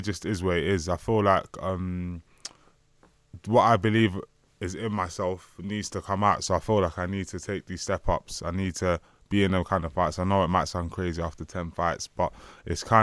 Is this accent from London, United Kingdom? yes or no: yes; London, United Kingdom; I grew up in Hackney